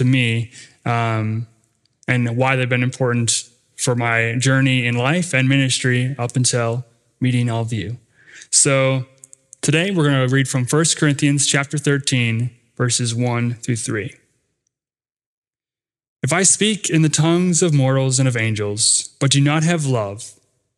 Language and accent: English; Rapid City, South Dakota, United States; where I grew up in Rapid City, South Dakota